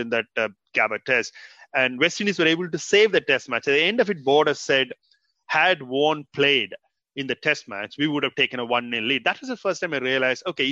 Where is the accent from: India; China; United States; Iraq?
India; now in Australia; growing up in India